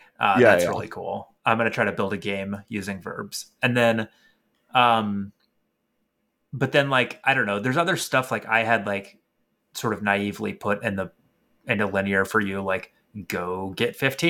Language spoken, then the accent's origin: English; Florida, United States; Like, I'm from Florida. You'll be like chased out of the state if you talk about unions.